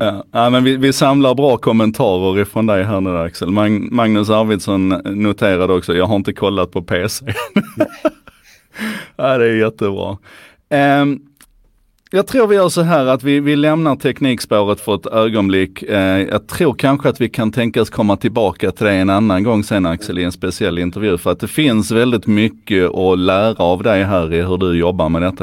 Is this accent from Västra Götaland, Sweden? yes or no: no; Skåne, Sweden; för mig som skåning